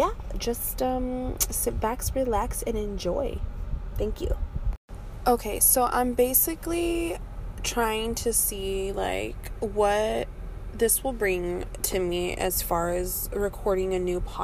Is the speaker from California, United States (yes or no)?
yes; California, United States; moved away as an adult; also born or lived in Michigan; now in Detroit area, Michigan, United States; I was previously living in California, which was born and raised in California.